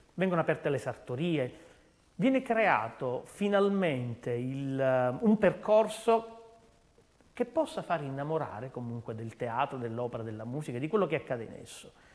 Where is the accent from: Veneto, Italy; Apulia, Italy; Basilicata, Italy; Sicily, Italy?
Sicily, Italy; Palermo; da palermitano